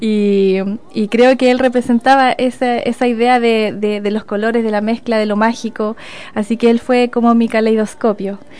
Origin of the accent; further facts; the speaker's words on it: Chile; si hablamos como chilenos